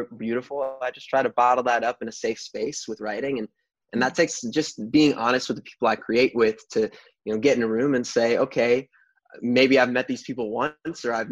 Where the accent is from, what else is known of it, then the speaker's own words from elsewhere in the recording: New York, United States; I grew up in New York